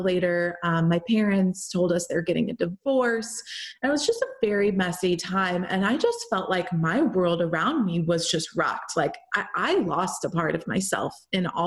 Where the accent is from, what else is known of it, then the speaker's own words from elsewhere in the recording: St. Louis, Missouri, United States; moved away as an adult; also born or lived in Milan, Italy; St. Louis, Missouri, my hometown